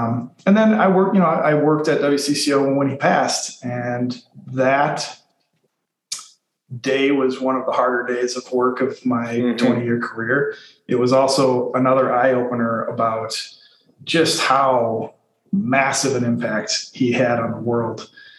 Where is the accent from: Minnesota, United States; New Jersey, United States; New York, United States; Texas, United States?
Minnesota, United States; Minneapolis; also born or lived in Madison; I grew up in South Minneapolis and went to Southwest High School with you guys. Left briefly for Madison.